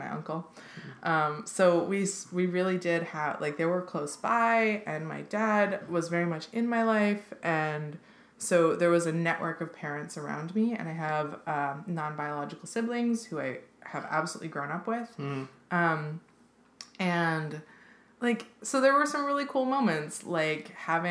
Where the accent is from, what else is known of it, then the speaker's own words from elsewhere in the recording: Seattle, Washington, United States; I grew up in Seattle, and in Seattle in the 90s and 2000s